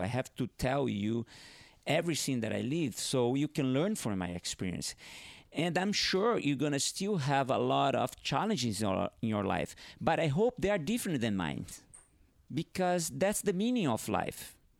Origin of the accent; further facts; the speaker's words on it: Northeast Brazil, Brazil; first language Portuguese; English is a second language; moved away; also born or lived in Hawaii; I grew up in northeast of Brazil, and, but I had to leave my town, my hometown, and go to southeast of Brazil